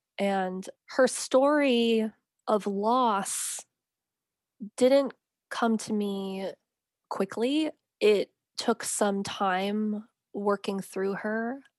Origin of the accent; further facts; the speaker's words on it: United States; And because I'm an American writer, I needed some way to enter the story as an American, as an outsider